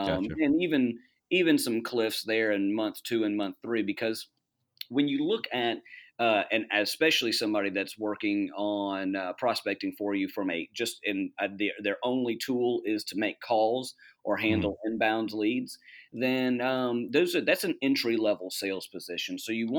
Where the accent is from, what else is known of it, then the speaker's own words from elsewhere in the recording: Charleston, South Carolina, United States; also born or lived in Boston; I'm originally from Charleston, South Carolina. Moved all around the Southeast and then eventually ended up living in the Boston area for about 6 years